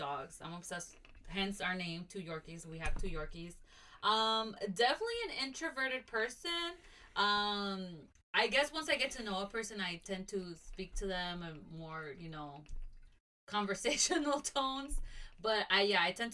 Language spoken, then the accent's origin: English; Nashville, Tennessee, United States; also born or lived in Kankakee, Illinois; I was also raised here I was raised in Nashville